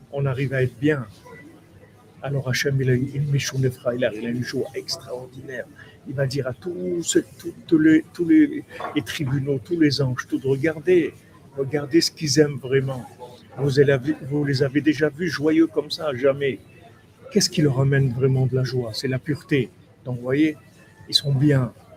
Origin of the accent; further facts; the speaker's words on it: Toulouse, Occitania, France; quand j'étais jeune à Toulouse